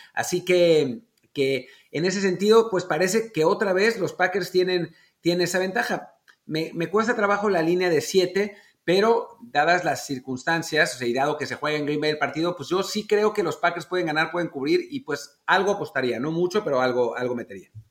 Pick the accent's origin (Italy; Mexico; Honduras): Mexico; como mexicanos, la suerte de que el papá es mexicano